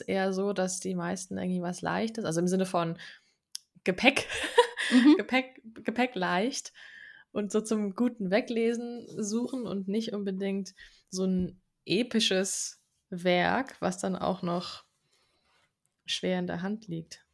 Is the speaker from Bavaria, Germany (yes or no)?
yes; Aschaffenburg, Bavaria, Germany; wir kommen beide aus Aschaffenburg